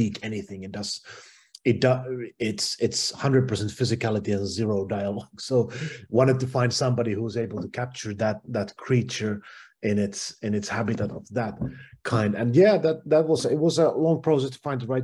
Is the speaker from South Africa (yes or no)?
no; Finland; where I'm from Finland